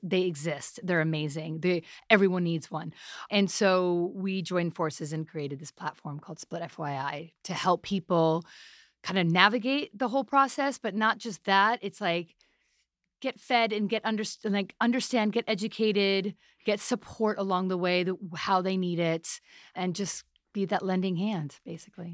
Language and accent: English; New York City, New York, United States; I'm a half Pakistani, half Italian, born in New York City.